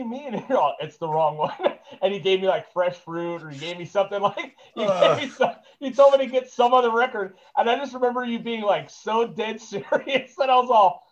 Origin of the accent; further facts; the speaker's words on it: Ventura, California, United States; I grew up in Montalvo